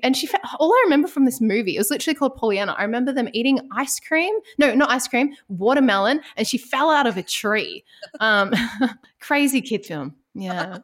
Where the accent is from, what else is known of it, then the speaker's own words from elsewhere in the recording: Ballarat, Victoria, Australia; now in Melbourne, Australia; I'm originally from Ballarat